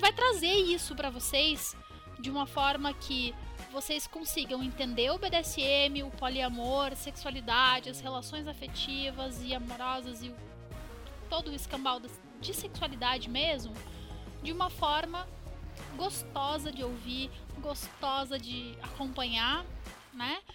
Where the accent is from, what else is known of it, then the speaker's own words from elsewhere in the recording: Curitiba, Paraná, Brazil; Eu sou de Curitiba, Paraná